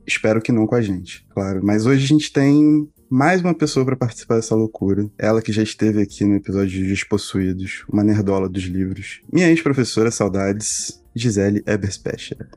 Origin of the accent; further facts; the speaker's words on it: Brazil; como brasileiros, assim, que nunca tiveram estado de guerra mundial dessa forma